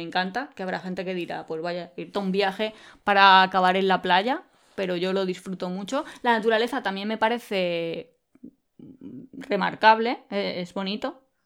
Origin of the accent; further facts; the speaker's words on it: Spain; Nosotros somos originarios de España